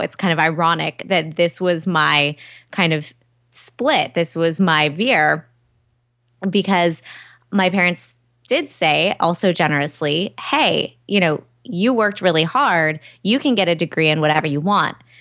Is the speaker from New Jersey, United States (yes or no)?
no; Southern California, United States; also born or lived in New York; I'm from Southern California